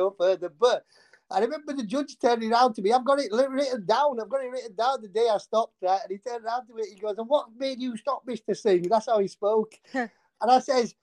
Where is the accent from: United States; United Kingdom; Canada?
United Kingdom; Yorkshire and the Humber; I'm from Yorkshire